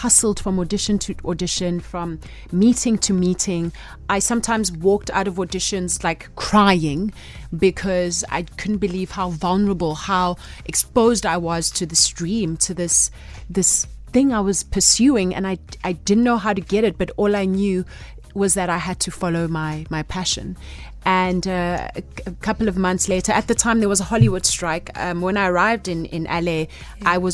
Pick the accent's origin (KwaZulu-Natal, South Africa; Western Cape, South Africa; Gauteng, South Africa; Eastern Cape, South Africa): Gauteng, South Africa; Soweto; when I was a little girl, growing up in Soweto, at the tail end of apartheid, and I lived in this little township called Pimville